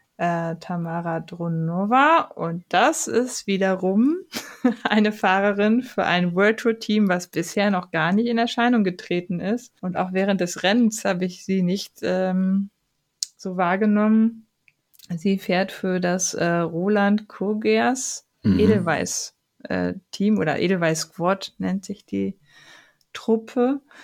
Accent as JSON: {"language": "German", "country": "Germany", "said": "bei uns in Deutschland"}